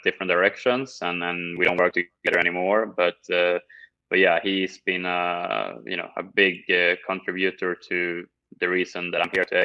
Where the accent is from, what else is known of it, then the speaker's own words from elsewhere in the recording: Sweden; moved away as an adult; now in United States; growing up in Sweden